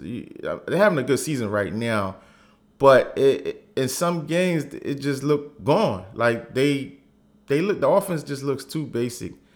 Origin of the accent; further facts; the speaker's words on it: Philadelphia, Pennsylvania, United States; I am from Philly, born and raised